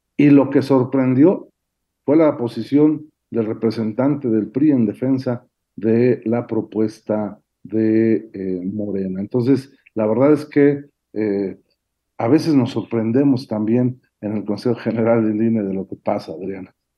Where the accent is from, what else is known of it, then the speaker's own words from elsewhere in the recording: Puebla, Mexico; en mi pueblo, allá en Puebla